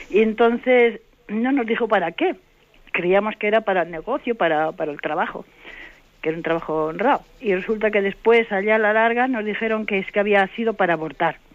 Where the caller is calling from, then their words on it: Santander, Cantabria, Spain; Buenos días … de Santander.